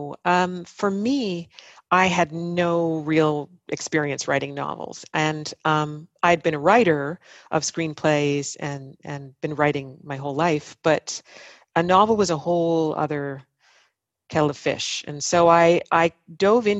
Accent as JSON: {"language": "English", "town": "Ottawa", "region": "Ontario", "country": "Canada", "tie": "born or raised there", "said": "these sights and sounds and smells of my hometown"}